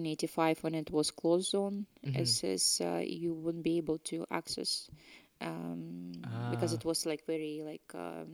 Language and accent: English; Ukraine; born or raised there; English is a second language; moved away as an adult; also born or lived in Russia / Canada; now in Scotland, United Kingdom